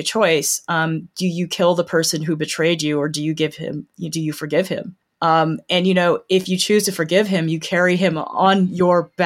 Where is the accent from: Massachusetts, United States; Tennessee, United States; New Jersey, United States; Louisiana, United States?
Tennessee, United States; Nashville; moved away as an adult; also born or lived in New York / Iowa; I am a native of Nashville, Tennessee